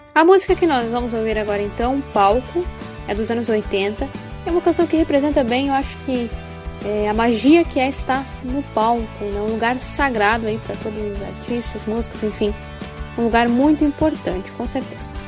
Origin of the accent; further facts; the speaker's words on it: Passo Fundo, Rio Grande do Sul, Brazil; minha cidade natal, né, que é Passo Fundo.